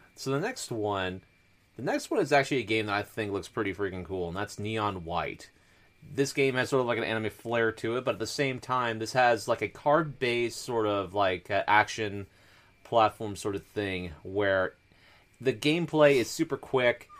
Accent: Washington, United States; moved away; living in the, uh, Pacific Northwest and stuff, near Forks, Washington

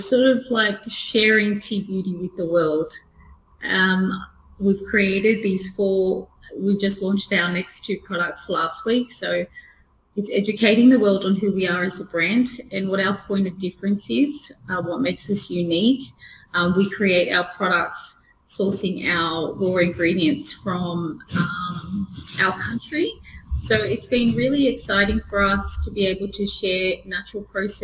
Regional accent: Australia; growing up in Australia

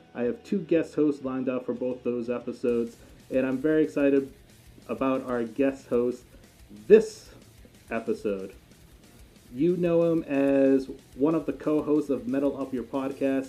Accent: New England, United States; I grew up in New England, so I'm a big uh, Patriots fan

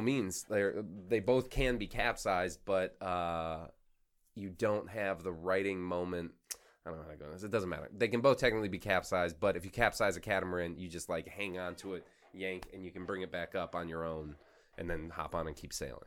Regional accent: Florida Keys, United States; I grew up in the Florida Keys.

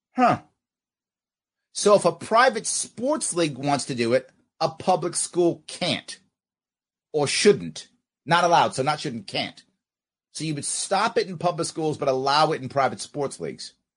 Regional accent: New York City, New York, United States; Where I grew up in New York City, very few Native Americans

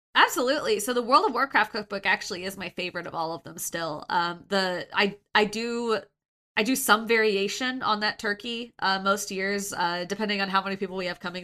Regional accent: Kansas, United States; I grew up in Kansas, so I can rip on Kansas, but I l, that's my home state

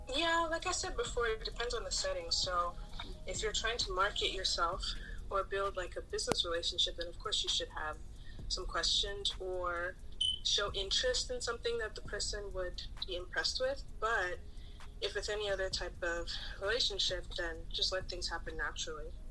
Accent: Nigeria; moved away; as a Nigerian

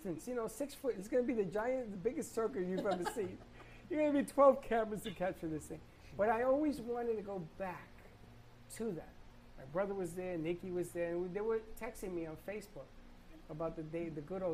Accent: Puerto Rico; moved away; I grew up in Puerto Rico

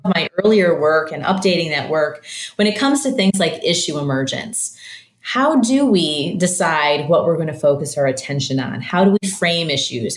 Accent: Michigan, United States; now in St. Louis, United States; I grew up in Michigan and I live in St. Louis now.

